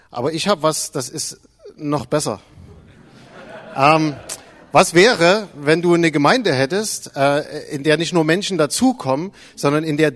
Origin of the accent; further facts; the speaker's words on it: Zwickau, Saxony, Germany; Also ich bin aus Zwickau.